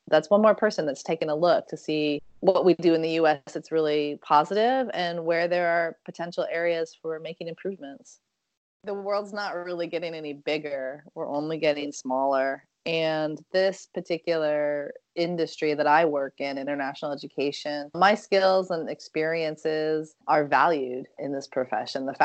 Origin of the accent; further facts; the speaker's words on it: Oakland, California, United States; And everyone was asking, Oh, where are you from? Which is a really hard, you know, it's a really hard question for me because if I say I'm from Oakland, then people will say, "What high school did you go to?"